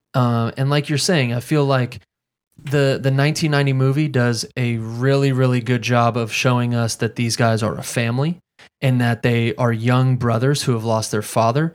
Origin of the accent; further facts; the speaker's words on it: Fayetteville, North Carolina, United States; I'm from Fayetteville, North Carolina.